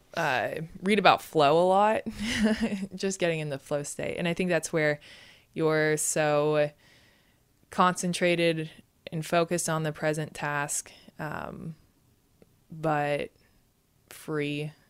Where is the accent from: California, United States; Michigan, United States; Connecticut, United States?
California, United States; Santa Barbara; We were both uh, born and raised in Santa Barbara, California